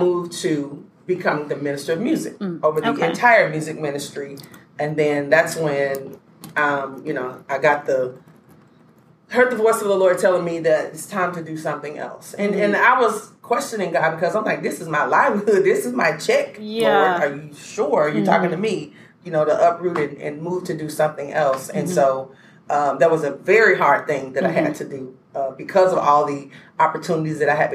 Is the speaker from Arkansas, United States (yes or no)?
yes; Little Rock, Arkansas, United States; born and raised in Little Rock, Arkansas